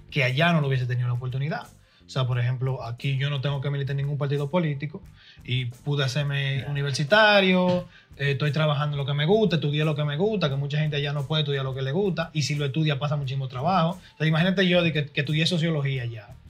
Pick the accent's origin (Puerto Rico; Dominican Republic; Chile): Dominican Republic; now in United States; la experiencia mía, mía como dominicano nacido allá y, terminado de, ser criado aquí.